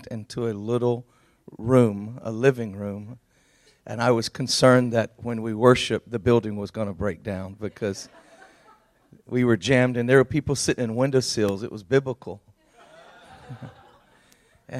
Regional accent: Georgia, United States; I'm from Georgia.

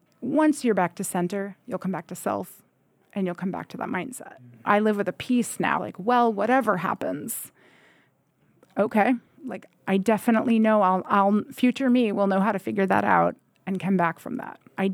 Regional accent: Lyndon, Vermont, United States; I grew up here in the Northeast Kingdom in Linden, Vermont.

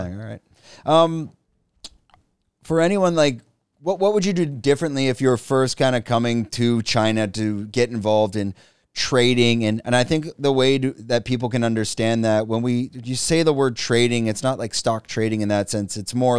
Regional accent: Canada; And what the, but as Canadian, like Canadians, no, I'm joking. we're used to drinking whiskey or, you know, dark liquors and that.

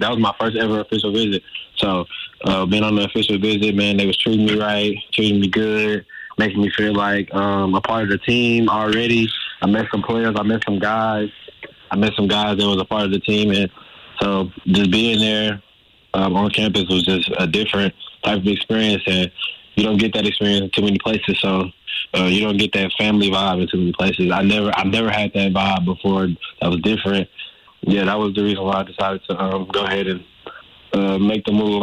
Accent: Dallas, Texas, United States; moved away as an adult; now in Montana, United States; I'm from Dallas, man, so we don't get too much snow

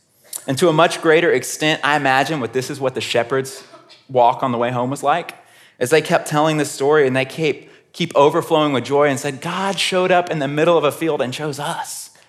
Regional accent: Houston, Texas, United States; I grew up in Houston, Texas, which is about an hour away from College Station, Texas.

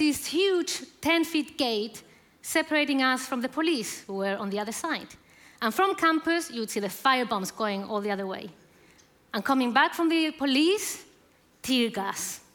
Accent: Chile; moved away as an adult; now in United Kingdom; I'm from Chile.

